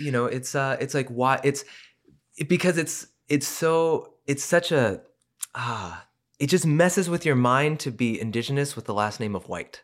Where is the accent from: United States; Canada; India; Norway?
United States; Colorado Springs, Colorado; I was born in Colorado Springs